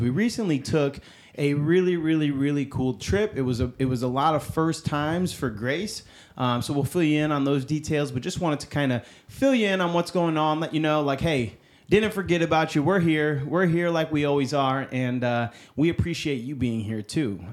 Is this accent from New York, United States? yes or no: yes; upstate New York, United States; moved away; I am originally from New York. I'm from upstate New York. I'm not from New York City